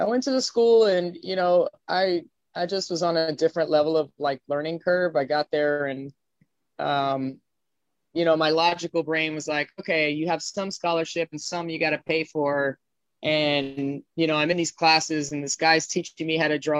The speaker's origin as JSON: {"language": "English", "town": "Miami Beach", "region": "Florida", "country": "United States", "tie": "born or raised there", "also_born_or_lived": "Brooklyn / California / Los Angeles", "lives_now": "Hollywood, United States", "said": "I grew up in Florida"}